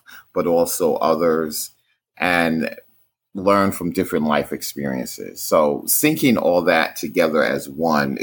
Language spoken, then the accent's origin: English; New York City, New York, United States; I grew up in Brooklyn, New York, which is basically a part of the city of New York City